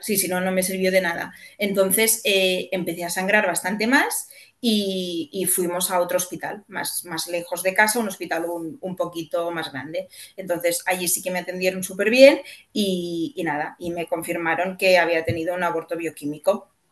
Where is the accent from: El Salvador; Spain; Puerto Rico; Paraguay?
Spain; Catalonia; soy catalana